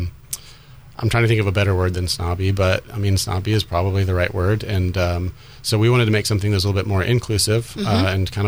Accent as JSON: {"language": "English", "area": "suburbs of Atlanta", "region": "North Georgia", "country": "United States", "tie": "born or raised there", "moved": "yes", "said": "I grew up just outside of Atlanta, kind of in the suburbs of North Georgia"}